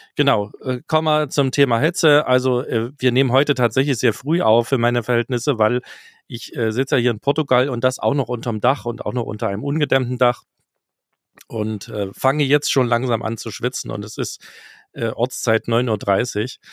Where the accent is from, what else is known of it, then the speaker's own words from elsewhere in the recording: Mülsen, Saxony, Germany; moved away; aus Mülsen in Sachsen kommt, was mein Geburtsort ist.